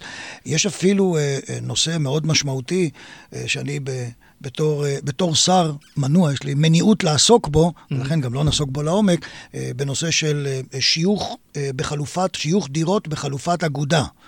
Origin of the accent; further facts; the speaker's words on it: Israel; נולדתי בכפר בישראל, מוקף שדות